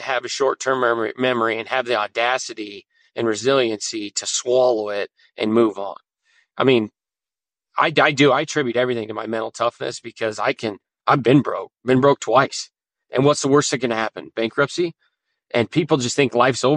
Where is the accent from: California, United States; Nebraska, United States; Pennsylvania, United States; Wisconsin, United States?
Nebraska, United States; North Platte; we went to the city of North Platte, my hometown